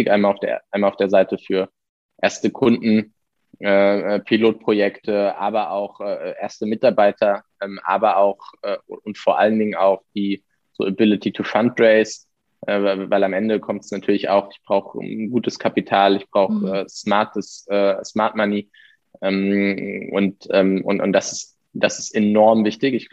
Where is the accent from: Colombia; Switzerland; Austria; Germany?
Germany; Heidelberg, Baden-Württemberg; jetzt kommen wir beide aus Heidelberg